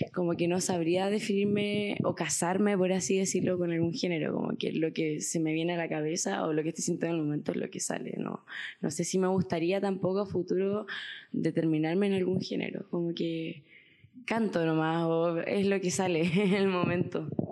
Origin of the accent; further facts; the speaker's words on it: La Serena, Coquimbo, Chile; also born or lived in Santiago; yo soy de La Serena, eh, o sea, nací en Santiago, pero me considero serenense